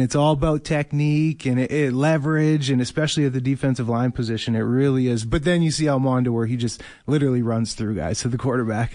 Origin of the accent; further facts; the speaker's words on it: Winnipeg, Manitoba, Canada; Winnipeg, my hometown